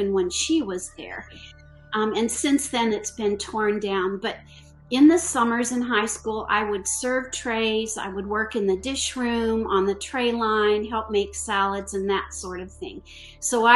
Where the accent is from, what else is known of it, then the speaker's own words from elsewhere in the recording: Iowa City, Iowa, United States; also born or lived in Texas / Dallas / San Antonio; now in Greensboro, United States; I grew up in Iowa City, Iowa, and I'm the daughter of a registered dietitian